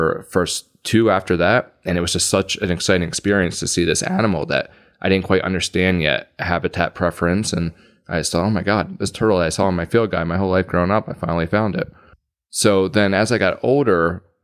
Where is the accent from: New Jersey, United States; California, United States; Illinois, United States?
New Jersey, United States; Gloucester County; I grew up in Gloucester County, New Jersey